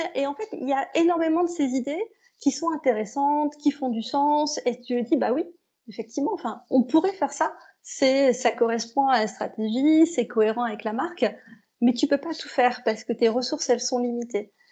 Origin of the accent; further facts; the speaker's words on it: the North, Hauts-de-France, France; je suis une fille du Nord